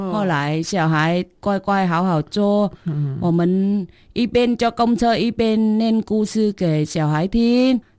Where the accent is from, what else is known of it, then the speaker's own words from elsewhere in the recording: Vietnam; Chinese is a second language; moved away as an adult; also born or lived in Taiwan; now in Dawu, Taitung, Taiwan; 我是越南人，我嫁来台湾十九年。